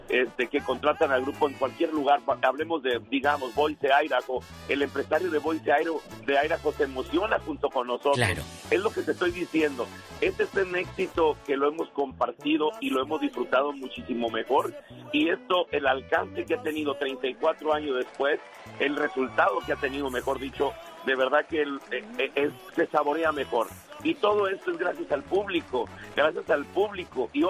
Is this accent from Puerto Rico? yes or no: no; Ciudad Obregón, Sonora, Mexico; Somos de Ciudad Obregón, Sonora, sí, pero obviamente somos sonorenses